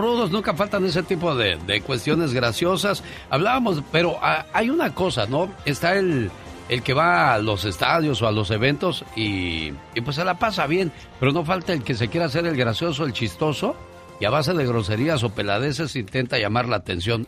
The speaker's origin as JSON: {"language": "Spanish", "country": "Mexico", "said": "así somos los mexicanos curiosos"}